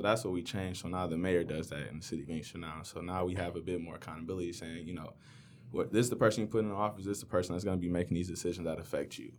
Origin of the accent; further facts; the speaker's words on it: Inkster, Michigan, United States; I grew up in Inkster